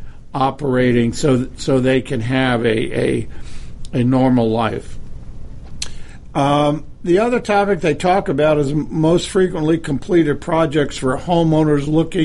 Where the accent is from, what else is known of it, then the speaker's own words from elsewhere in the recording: Connecticut, United States; I grew up in Connecticut in the Connecticut area